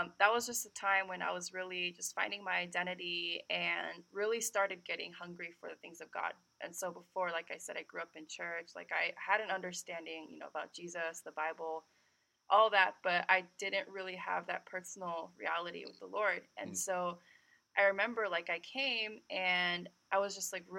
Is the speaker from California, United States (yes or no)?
yes; California, United States; I was born and raised in California, but my background is Korean